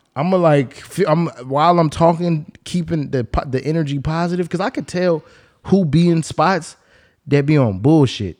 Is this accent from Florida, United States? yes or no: no; Bay Area, California, United States; I'm from the Bay Area